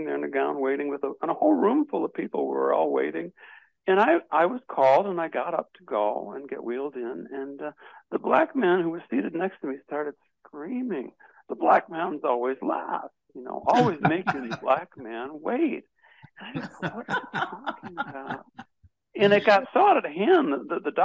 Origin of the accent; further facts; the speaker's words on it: Detroit, Michigan, United States; now in New York, United States; I was born in Detroit.